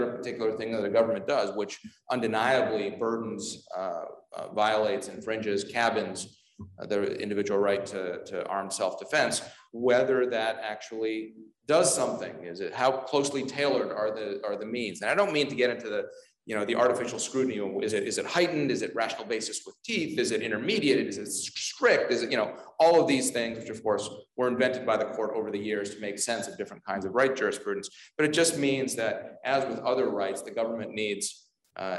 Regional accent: Ontario, Canada; moved away as an adult; now in Washington, D.C. area, United States; I grew up in Ontario, but then I've been in the DC area for 17 years now, which is longer than I lived in Canada

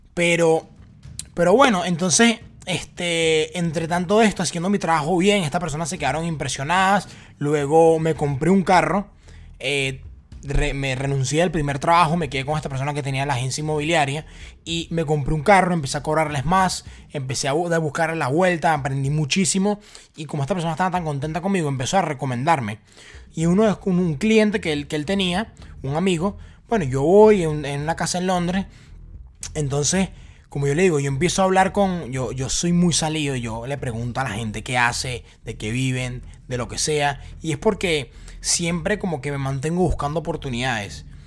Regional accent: Venezuela; moved away as an adult; yo vengo de Venezuela

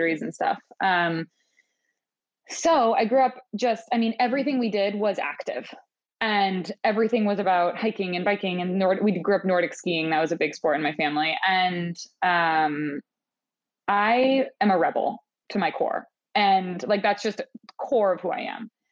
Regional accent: Maine, United States; moved away; I'm from the other coast. I'm from Maine.

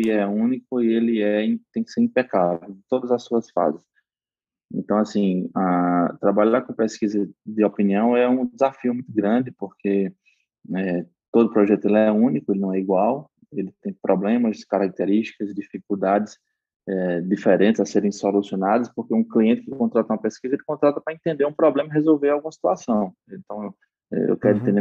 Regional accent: Northeast Region, Brazil; accent: Nordeste; porque eu tenho um sotaque arrastado, né

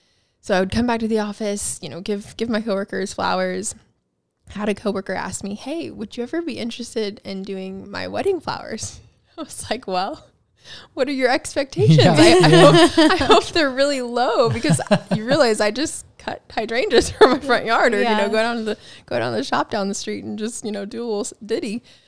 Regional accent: Mount Pleasant, South Carolina, United States; also born or lived in Charleston / Edisto / Walterboro / Hollywood, South Carolina; I was born here in Charleston, raised in Mount Pleasant.

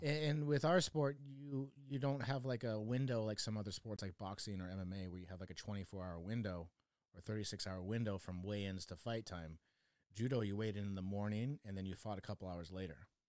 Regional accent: Oregon, United States; also born or lived in Chicago, Illinois; I grew up in Oregon

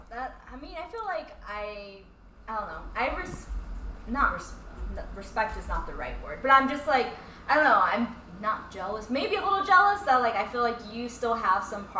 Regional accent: California, United States; now in New York City, United States; my hometown in California

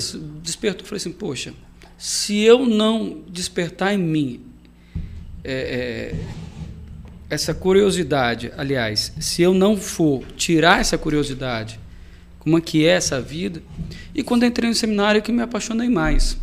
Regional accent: Marataízes, Espírito Santo, Brazil; also born or lived in Itapemirim; Sou natural lá de Itapemirim, nasci em Itapemirim, fui morar em Marataízes também novo, aí acabei tendo mais essa, essa naturalidade de Marataízes do que de Itapemirim

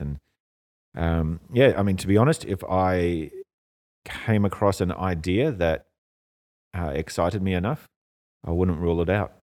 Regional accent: Australia; moved away as an adult; also born or lived in Europe; now in Hong Kong; I grew up in Australia, it's closer to home

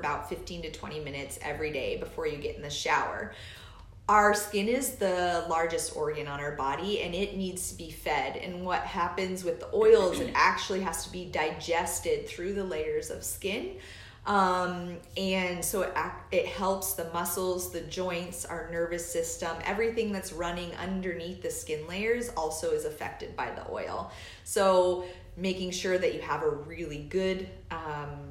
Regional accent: Alaska, United States; now in Indiana, United States; I am from Alaska, and I moseyed my way to the Midwest

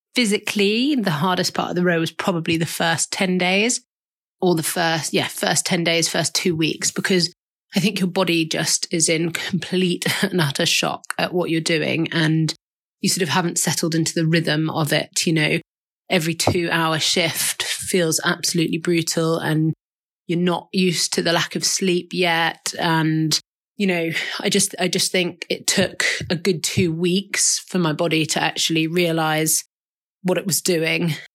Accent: London, United Kingdom; I am from Southwest London.

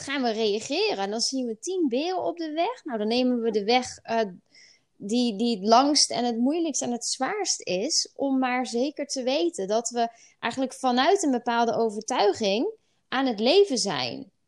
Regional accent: Netherlands; we dat als, als Nederlanders

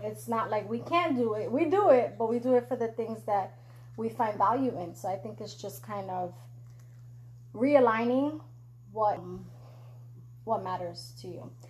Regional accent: New York, United States; now in Florida, United States; I'm from New York

